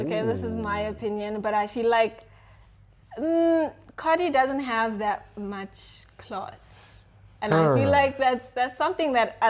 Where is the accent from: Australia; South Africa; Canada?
South Africa; Johannesburg, Gauteng; I'm originally from the East Rand, Joburg, born and bred.